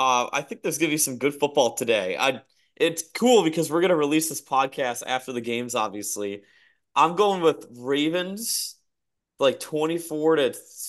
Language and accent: English; Minnesota, United States; I always took pride in being Minnesotan and not like Iowan, right?